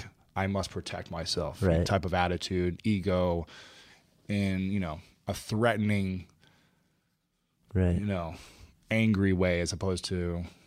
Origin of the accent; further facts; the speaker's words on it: Ohio, United States; Yeah. Ohio.